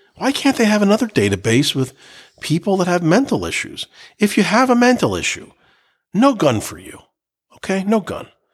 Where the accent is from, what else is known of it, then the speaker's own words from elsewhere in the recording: United States; also born or lived in New Jersey; as an American